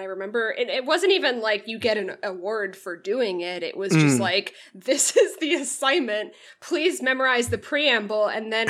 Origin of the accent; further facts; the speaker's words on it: United Kingdom; I'm sorry, I don't know it, I'm British.